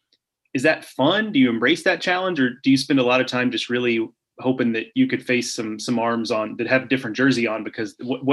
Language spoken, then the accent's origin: English; Houston, Texas, United States; Growing up in Houston